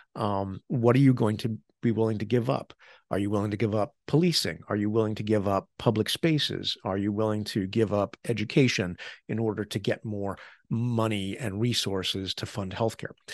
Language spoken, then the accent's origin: English; United States